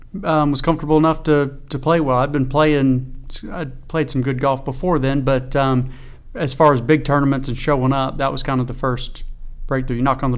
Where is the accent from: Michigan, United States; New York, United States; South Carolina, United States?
South Carolina, United States; Lake City; So I grew up in Lake City.